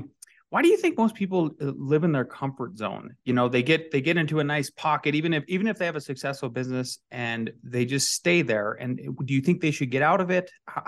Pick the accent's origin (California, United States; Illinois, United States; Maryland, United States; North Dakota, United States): North Dakota, United States; growing up in North Dakota, which is bordering Canada